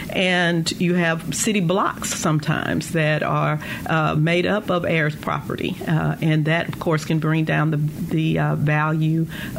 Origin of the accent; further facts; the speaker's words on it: the South, United States; However, growing up in the South and in the rural area, you know, we would hear about, oh, that's heir property.